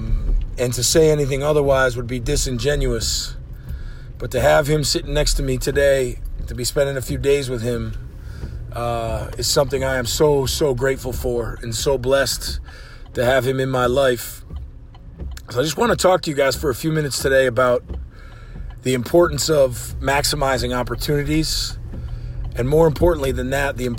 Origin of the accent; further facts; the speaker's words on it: Massachusetts, United States; I am white Irish from Massachusetts